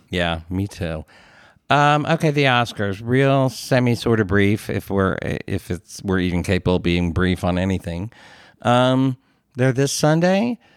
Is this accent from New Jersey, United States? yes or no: no; Philadelphia, Pennsylvania, United States; accent: Philly; I grew up in the Philadelphia area